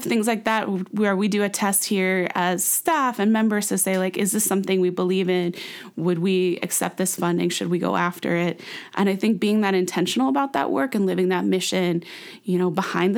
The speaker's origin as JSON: {"language": "English", "town": "San Francisco", "region": "California", "country": "United States", "tie": "born or raised there", "also_born_or_lived": "Sacramento", "said": "I'm back here in my hometown, San Francisco"}